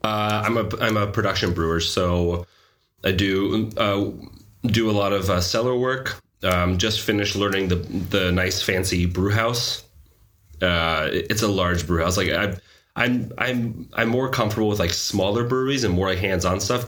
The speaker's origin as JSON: {"language": "English", "town": "San Diego", "region": "California", "country": "United States", "tie": "born or raised there", "also_born_or_lived": "New York / Boston / Portland", "moved": "yes", "lives_now": "Denmark", "said": "Portland was the longest place I've lived in outside my hometown of San Diego, and that was like for seven years before coming here to Denmark"}